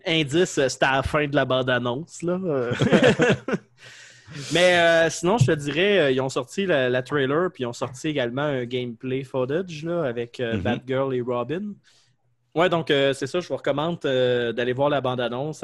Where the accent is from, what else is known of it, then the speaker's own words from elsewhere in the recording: Quebec, Canada; accent: québécois; mon accent québécois-français